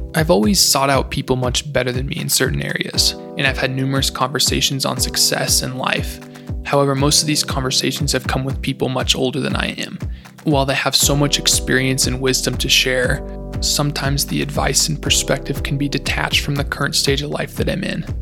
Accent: Golden, Colorado, United States; moved away as an adult; now in Newberg, United States; I was born in Golden, Colorado, and have spent the last four years up at George Fox University in Newberg, Oregon.

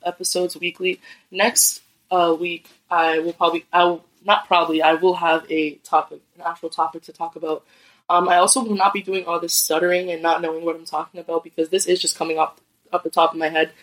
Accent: Lowell, Massachusetts, United States; I'm born and raised in Lowell, Massachusetts

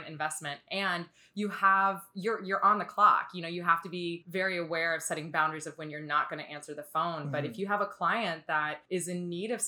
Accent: Indiana, United States; I was born and bred in Indiana

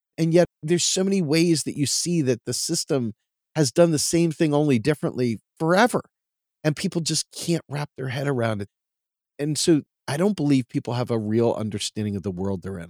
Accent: Washington, District of Columbia, United States; now in Pennsylvania, United States; Growing up in Washington, D C, you're near the hallowed halls of Congress

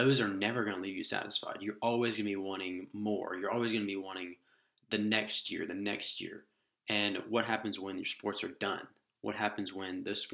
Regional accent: Jacksonville, Florida, United States; moved away as an adult; also born or lived in Green Cove Springs, Florida; now in Lookout Mountain, United States; I'm originally from Jacksonville, Florida, where my parents and family still live

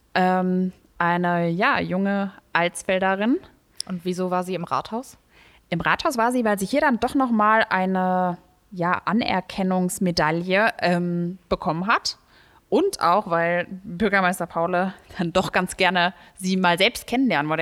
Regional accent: Leusel, Hesse, Germany; Ich komme aus Leusel

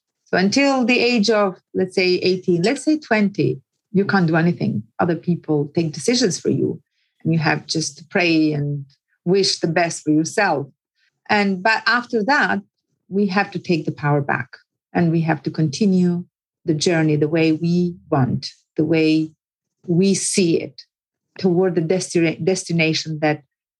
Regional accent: Puka, Shkodër County, Albania; born or raised there; accent: village; English is a second language; moved away as an adult; also born or lived in Tirana, Albania; now in London, United Kingdom

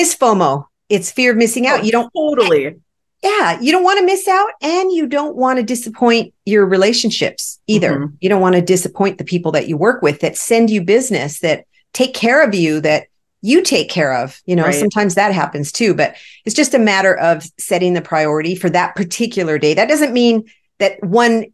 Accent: Los Angeles, California, United States; now in Arizona, United States; I grew up in Los Angeles. And even though I live in Arizona

